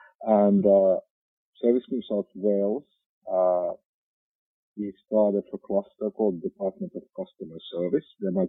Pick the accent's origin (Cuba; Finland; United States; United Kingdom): Finland; accent: Finnish; now in Central Coast, Australia; Yeah, I'm from Finland, therefore this beautiful rally driver accent of mine.